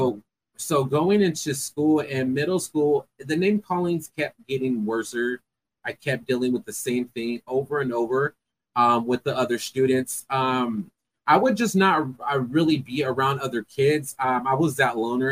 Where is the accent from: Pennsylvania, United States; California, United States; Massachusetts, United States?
California, United States; Fresno; I am from Fresno, California. Born and raised.